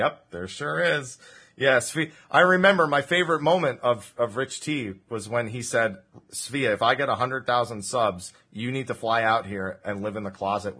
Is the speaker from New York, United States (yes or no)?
no; New Jersey, United States; accent: Jersey; I am from New Jersey